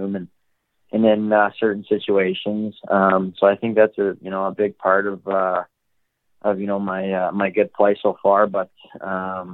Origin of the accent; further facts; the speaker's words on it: Calgary, Alberta, Canada; Born and raised in Calgary, Alberta